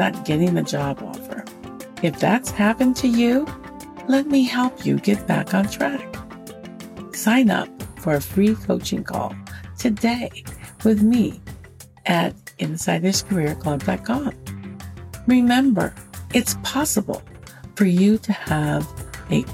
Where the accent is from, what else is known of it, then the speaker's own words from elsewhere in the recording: Oakland, California, United States; also born or lived in Hayward, California; I grew up in Northern California, and I know people think it's two states. I was born in Oakland, California